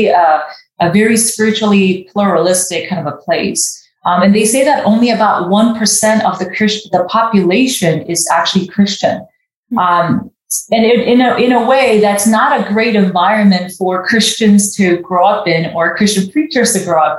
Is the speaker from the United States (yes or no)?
no; Japan; moved away; also born or lived in South Korea; I was born in South Korea and was raised in Japan